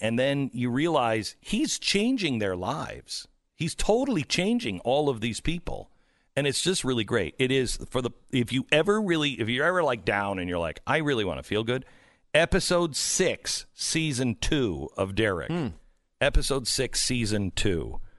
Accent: Pacific Northwest, United States; now in Texas, United States; because I grew up in the Pacific Northwest, I love, like, the windows open. But in Texas, I don't sleep with the windows open

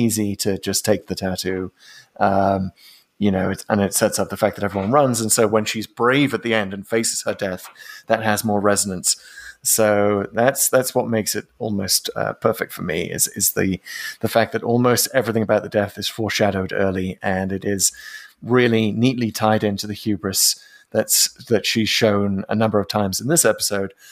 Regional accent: United Kingdom; as a British person

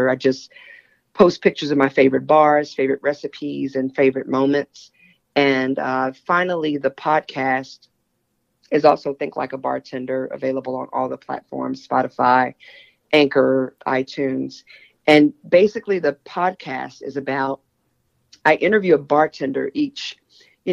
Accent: Texas, United States; now in New York City, United States; I'm originally from Texas

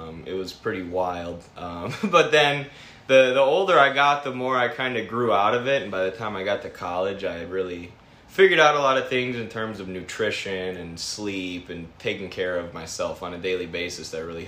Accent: Sauk Prairie, Wisconsin, United States; also born or lived in Manchester, Iowa; now in Dubuque, United States; I was born in Manchester. Okay. Yeah, so, then I moved to Wisconsin, I think I was two.

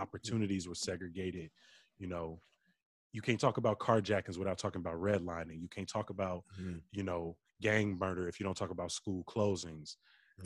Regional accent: Chicago, Illinois, United States; growing up on the South Side, my relationship with my grandmother

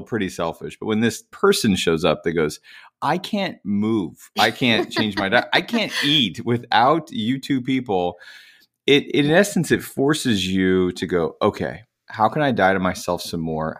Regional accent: Indiana, United States; now in Nashville, United States; I'm from Indiana originally, from the cornfields

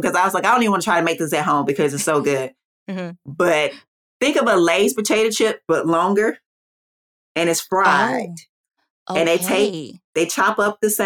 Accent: Atlanta, Georgia, United States; everybody thought I was from New York or LA. And I was just like, no. People in Atlanta can dress. We do have style.

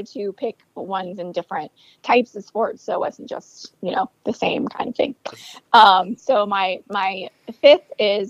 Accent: Concord, North Carolina, United States; You know, I'm from Concord, right?

